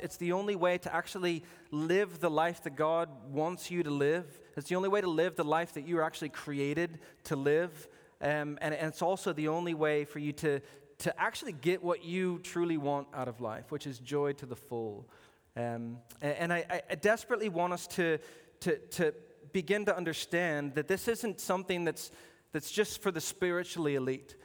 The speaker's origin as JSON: {"language": "English", "region": "Arizona", "country": "United States", "tie": "born or raised there", "said": "I was born in Arizona, and Arizona's a big desert"}